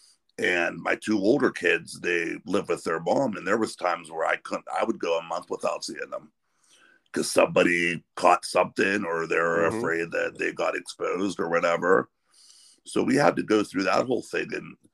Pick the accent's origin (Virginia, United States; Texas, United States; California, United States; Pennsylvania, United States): Pennsylvania, United States; Sharon; also born or lived in Pittsburgh, Pennsylvania; I was born and raised in Sharon, close to the Youngstown scene, and also lived in Pittsburgh for a while